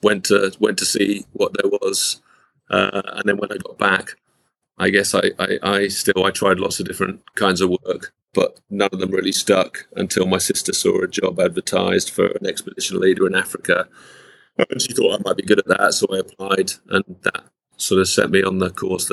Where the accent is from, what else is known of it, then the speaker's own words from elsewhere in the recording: London, United Kingdom; moved away as an adult; also born or lived in Yorkshire / Derbyshire; now in Taiwan; I'm originally from London in the UK. I know some of that in the intro, but I lived in London until I was 9 or 10. Then our family moved to Yorkshire. They sent me away in Derbyshire, in the middle of the country.